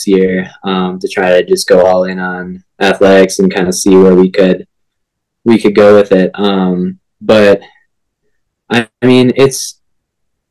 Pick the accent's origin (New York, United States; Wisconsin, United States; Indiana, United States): Wisconsin, United States; Green Bay; moved away as an adult; also born or lived in Minnesota; now in Baltimore, United States; I grew up in Green Bay, Wisconsin